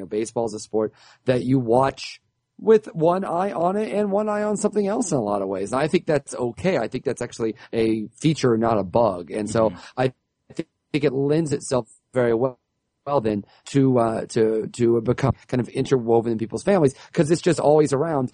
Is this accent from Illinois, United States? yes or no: yes; Central Illinois, United States; We're from Central Illinois